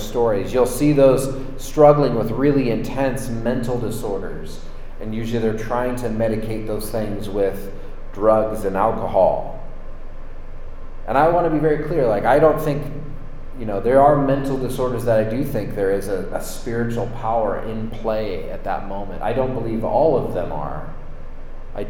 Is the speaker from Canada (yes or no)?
no; San Francisco, California, United States; I grew up near San Francisco. I was born in San Francisco, and I have a deep love for the city of San Francisco.